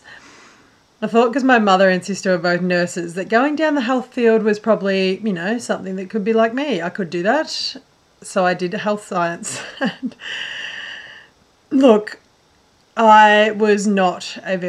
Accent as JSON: {"language": "English", "region": "northwest Victoria", "country": "Australia", "tie": "born or raised there", "said": "I grew up in a little small country town, northwest Victoria, in Australia"}